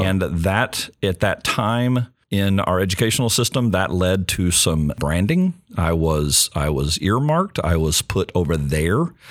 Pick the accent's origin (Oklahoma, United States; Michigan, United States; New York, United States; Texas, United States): Texas, United States; Longview; Just outside Longview, Texas, small town in East Texas